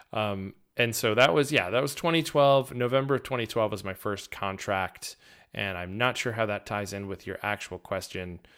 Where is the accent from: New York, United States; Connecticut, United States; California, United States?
Connecticut, United States; Danbury; moved away; originally I'm from, uh, Danbury, Connecticut